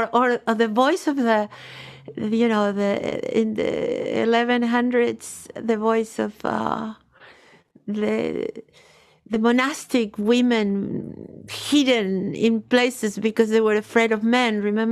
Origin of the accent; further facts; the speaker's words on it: North Region, Brazil; English is a second language; I grew up in Brazil, in the north of Brazil, Yoruba tradition.